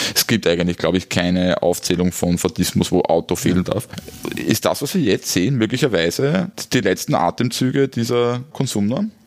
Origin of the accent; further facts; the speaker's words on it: Styria, Austria; ich komme aus der Steiermark